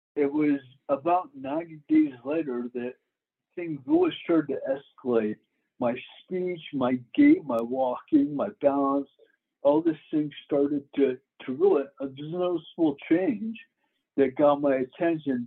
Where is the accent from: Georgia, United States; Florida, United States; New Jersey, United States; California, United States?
Florida, United States; moved away as an adult; also born or lived in Denver; I grew up in Florida.